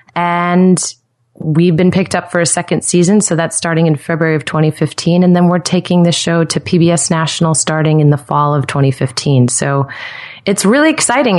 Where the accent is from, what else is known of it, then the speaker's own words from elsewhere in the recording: Stamford, Connecticut, United States; also born or lived in New York City; now in Nashville, United States; I'm from Stamford, Connecticut originally